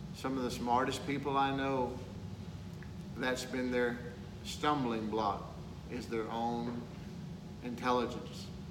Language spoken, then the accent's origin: English; Texas, United States; I'm from Texas